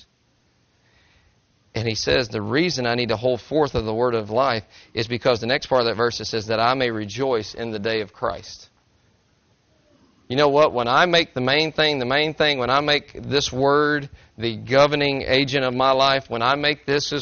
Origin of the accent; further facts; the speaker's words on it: Tennessee, United States; I'm from Tennessee